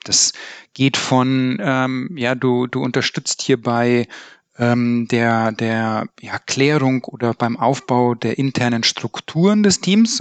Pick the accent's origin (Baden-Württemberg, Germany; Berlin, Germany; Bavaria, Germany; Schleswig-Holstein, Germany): Bavaria, Germany; Upper; now in Cologne, Germany; Ich komme eigentlich aus Oberbayern